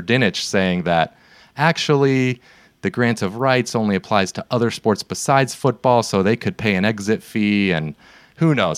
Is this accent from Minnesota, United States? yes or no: no; Seattle, Washington, United States; now in California, United States; we're from the West Coast. We live in California. We grew up in Seattle.